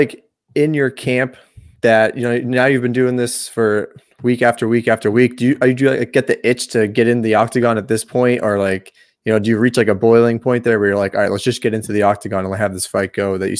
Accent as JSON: {"language": "English", "town": "Boston", "region": "Massachusetts", "country": "United States", "tie": "born or raised there", "said": "I'm from the Boston area."}